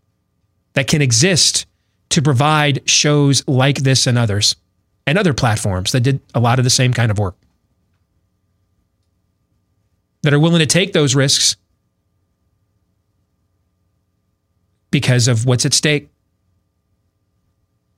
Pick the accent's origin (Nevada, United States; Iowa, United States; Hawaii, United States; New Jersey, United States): Iowa, United States; Des Moines; I was on a show here in Des Moines yesterday in my hometown